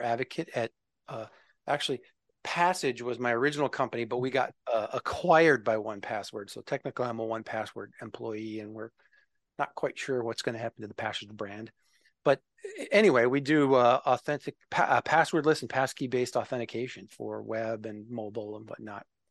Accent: Minnesota, United States; moved away as an adult; now in West Chester, Pennsylvania, United States; I'm originally from Minnesota

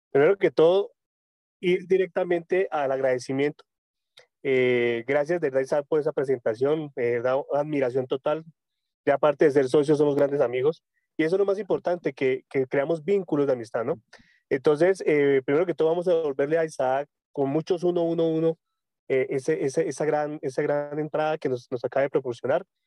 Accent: Tunja, Boyacá, Colombia; yo soy de Colombia, yo soy de Tunja, Boyacá, una ciudad muy hermosa cerca de la capital de Bogotá.

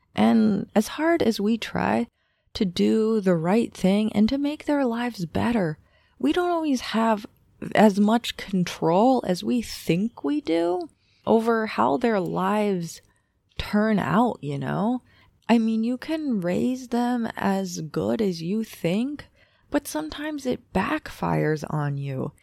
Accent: United States; I am an American born and raised

